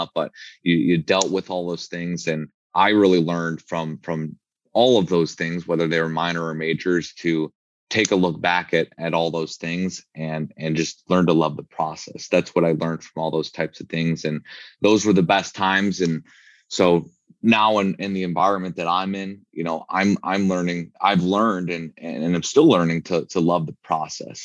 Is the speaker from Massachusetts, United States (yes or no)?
no; Chicago, Illinois, United States; moved away as an adult; now in Arizona, United States; growing up in Chicago